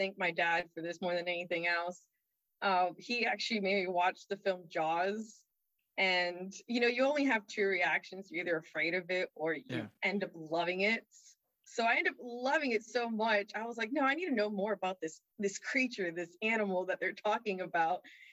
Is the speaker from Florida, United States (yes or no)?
yes; South Florida, United States; now in Virginia Beach, United States; I'm actually originally from South Florida